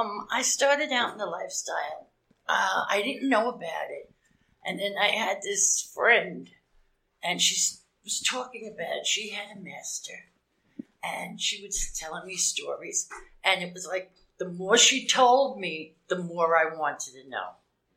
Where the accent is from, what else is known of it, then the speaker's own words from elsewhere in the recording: East Coast, United States; I'm from the East Coast, and there was a place called Kinks there.